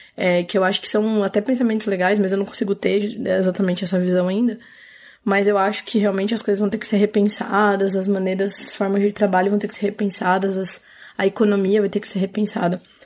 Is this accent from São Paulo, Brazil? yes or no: yes; Paulínia, São Paulo, Brazil; Eu sou de Paulínia, interior de São Paulo, perto de Campinas